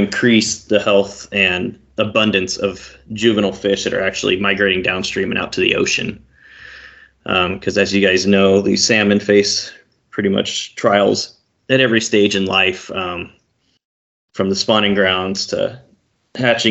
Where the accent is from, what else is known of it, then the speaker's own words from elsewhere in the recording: Fallon, Nevada, United States; moved away as an adult; now in Oregon, United States; I grew up in Fallon